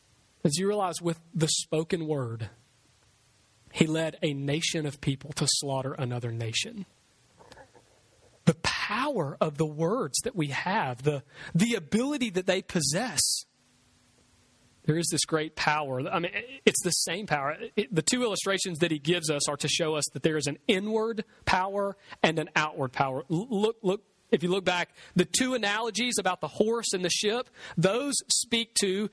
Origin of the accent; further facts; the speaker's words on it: Bayou Oaks, United States; I grew up here in Bayou Oaks around the corner.